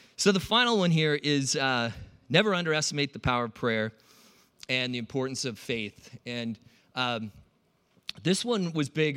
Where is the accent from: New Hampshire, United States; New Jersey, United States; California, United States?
California, United States; San Diego; also born or lived in Iowa; I grew up in California